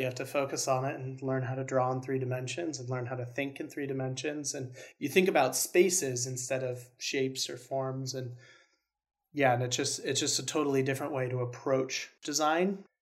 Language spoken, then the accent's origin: English; Spokane, Washington, United States; moved away as an adult; move back home to my hometown in Spokane